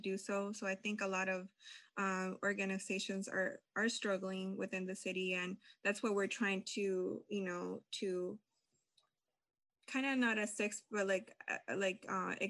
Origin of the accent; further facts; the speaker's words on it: Lansing, Michigan, United States; also born or lived in California / El Salvador; I was born in California, grew up in El Salvador, and came to Michigan, Lansing, Michigan, about 21 years ago